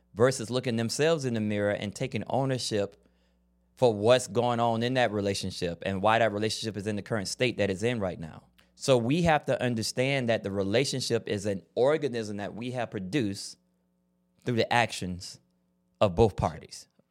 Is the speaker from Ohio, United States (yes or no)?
no; Florida, United States; I grew up in Florida